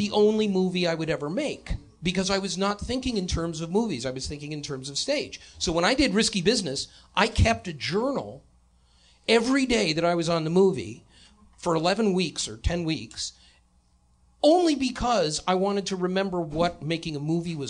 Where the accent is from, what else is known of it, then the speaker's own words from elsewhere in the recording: Detroit, Michigan, United States; moved away; also born or lived in New York; I'm from Detroit